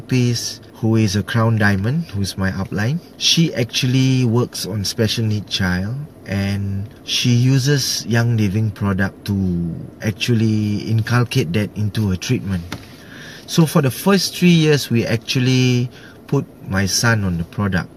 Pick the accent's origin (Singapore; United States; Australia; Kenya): Singapore; I'm from Singapore